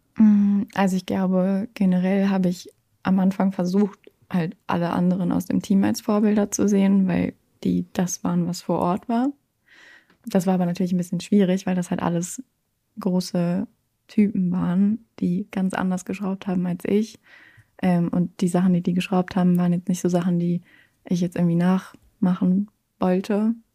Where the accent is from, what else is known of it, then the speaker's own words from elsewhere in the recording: Braunschweig, Lower Saxony, Germany; moved away as an adult; now in Hamburg, Germany; ich komme ja eigentlich aus Braunschweig, bin ja letztes Jahr erst nach Hamburg gezogen